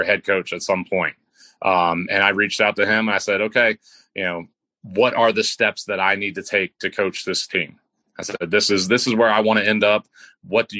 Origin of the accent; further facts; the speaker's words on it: United States; moved away as an adult; now in Banner Elk, United States; I grew up right outside Washington, D.C., in the Beltway